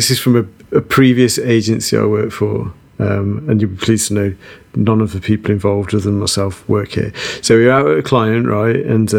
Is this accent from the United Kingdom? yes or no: yes; United Kingdom; And being typically British, we all saw it.